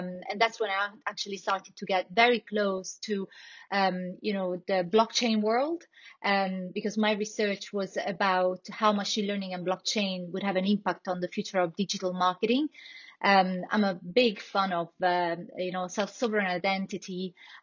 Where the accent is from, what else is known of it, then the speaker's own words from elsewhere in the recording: Italy; accent: Italian; English is a second language; moved away as an adult; also born or lived in Barcelona / Stockholm / Paris; I'm originally Italian, so, as you can hear from my accent